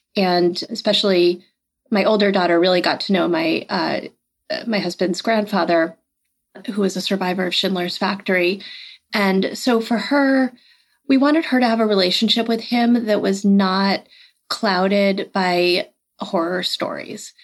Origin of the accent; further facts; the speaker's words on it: outside of Boston, Massachusetts, United States; I grew up outside of Massachusetts. Uh, sorry, outside of Boston in Massachusetts, um, about thirty miles outside of Boston, in a suburb